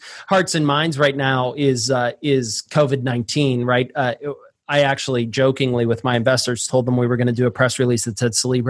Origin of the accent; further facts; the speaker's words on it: Pittsburgh, Pennsylvania, United States; I was born and raised in Pittsburgh where we put French fries on our sandwiches